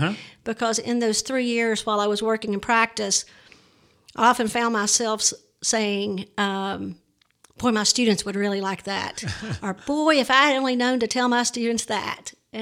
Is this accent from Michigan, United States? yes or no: no; Jefferson City, Missouri, United States; Jefferson City.